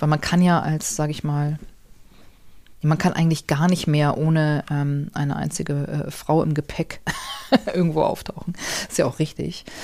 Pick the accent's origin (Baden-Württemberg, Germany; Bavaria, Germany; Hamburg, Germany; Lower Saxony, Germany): Hamburg, Germany; Ich bin ja so in Hamburg aufgewachsen